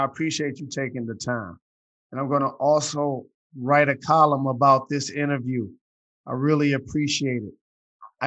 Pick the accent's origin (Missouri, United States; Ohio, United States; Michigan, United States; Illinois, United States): Michigan, United States; Detroit; I'm from Detroit